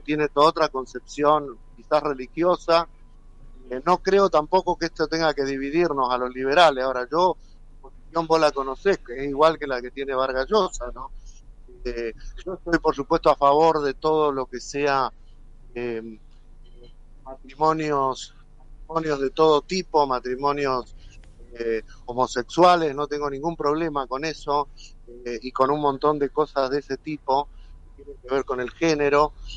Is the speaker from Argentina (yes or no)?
yes; Argentina